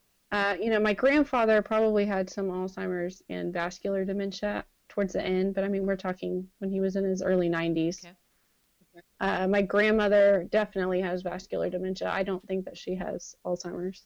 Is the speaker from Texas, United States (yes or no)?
yes; Dripping Springs, Texas, United States; We grew up in Dripping Springs